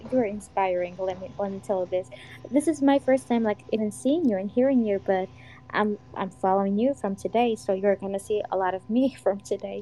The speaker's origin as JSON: {"language": "English", "country": "Georgia"}